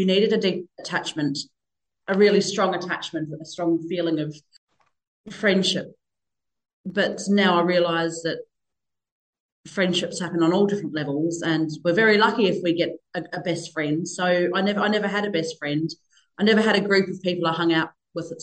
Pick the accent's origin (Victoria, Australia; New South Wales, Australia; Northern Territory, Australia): Northern Territory, Australia; also born or lived in New Zealand; now in Bunbury, Australia; So I moved over from New Zealand when I was five. We grew up in a tiny wee town in the Northern Territory in the red dirt